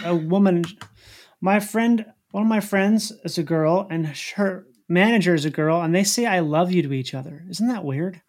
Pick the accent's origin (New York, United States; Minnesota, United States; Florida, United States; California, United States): Minnesota, United States; I'm from the Midwest, which is, like, middle America.